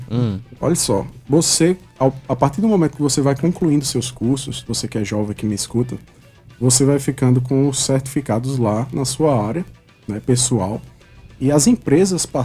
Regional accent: Brazil; Nasci em Mangabeira.

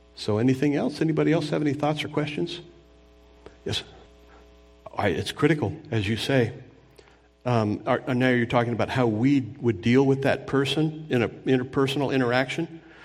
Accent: Anaheim, California, United States; I grew up near Disneyland in Southern California. I remember when they built it in Orange County

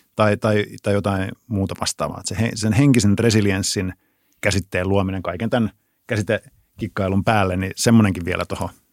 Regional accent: Pirkkala, Pirkanmaa, Finland; mä, mä tuun Pirkkalasta

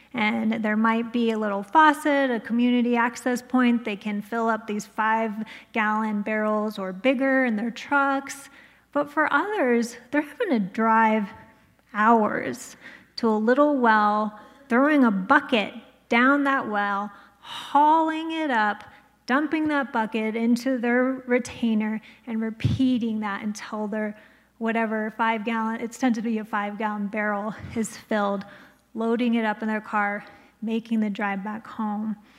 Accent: United States; I came from Navajo

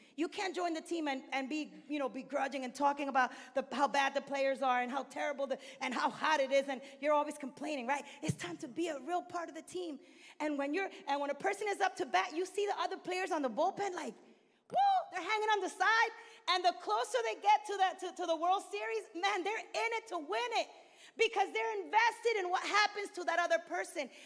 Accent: New York City, New York, United States; also born or lived in Dominican Republic; I was born in Brooklyn, New York, Northeast

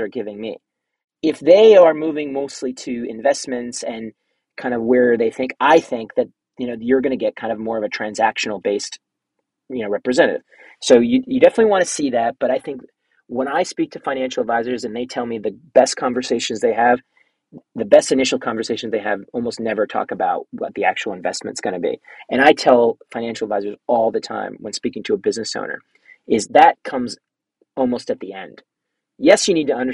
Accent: New Jersey, United States; now in New York, United States; I'm from New Jersey. I live in New York. I lived in New York for 20 years

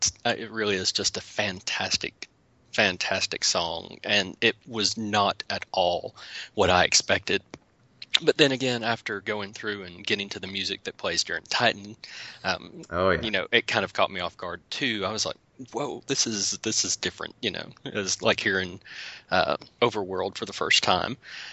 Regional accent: the South, United States; accent: southern; me and my southern accent didn't butcher that name

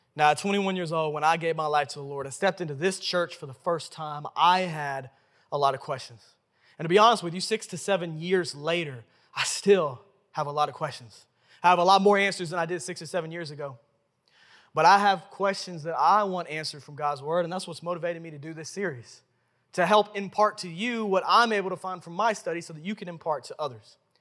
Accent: Memphis, Tennessee, United States; I was born and raised right here in Memphis, Tennessee

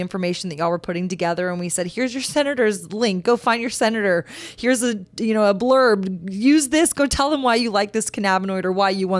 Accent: Texas, United States; I'm a born and raised Texan

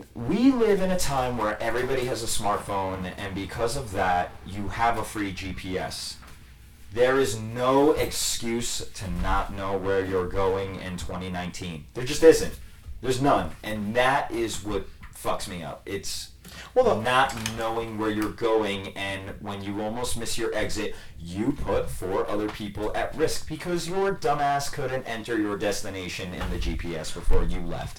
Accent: New Jersey, United States; New Jersey, and you drive a certain way growing up around here

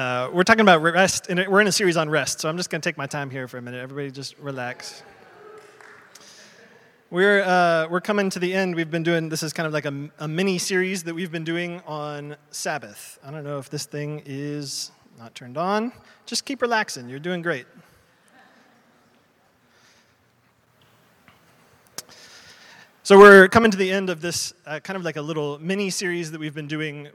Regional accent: United States; I'm American.

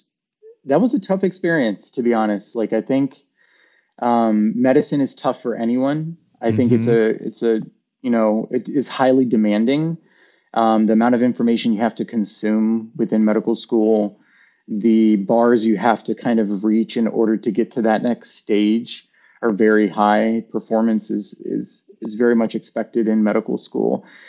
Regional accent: the South, United States; growing up in the South and being one of only like, you know, a few of Latina like kids in school

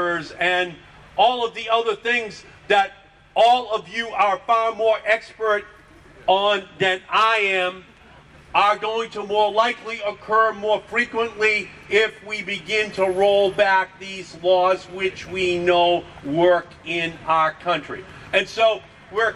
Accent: Boston, Massachusetts, United States; I'm an Irish Catholic politician from Boston.

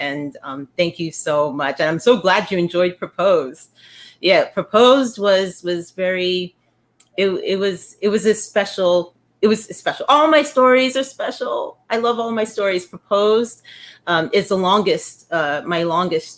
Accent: New York City, New York, United States; I grew up in the Bronx. I was born and raised in the Bronx

